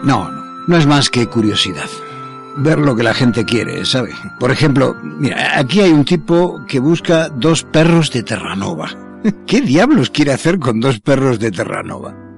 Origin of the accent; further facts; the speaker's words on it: Argentina; soy argentino